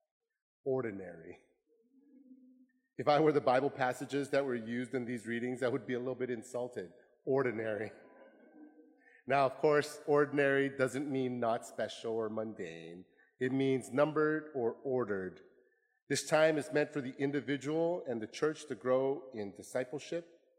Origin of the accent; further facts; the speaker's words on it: Chilliwack, British Columbia, Canada; also born or lived in Vietnam / Hong Kong; now in Seattle, United States; We landed in Chilliwack, British Columbia in Canada. This is part of the Fraser Valley near Vancouver. I grew up in Canada